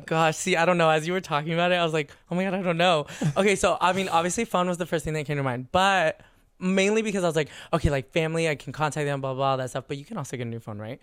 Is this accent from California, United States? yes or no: yes; San Diego, California, United States; also born or lived in San Francisco; now in Los Angeles, United States; California, born and raised. I grew up in San